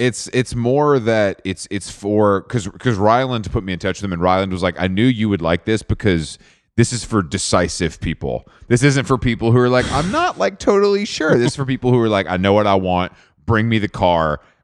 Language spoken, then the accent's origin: English; Atlanta, Georgia, United States; I'm, I'm from Atlanta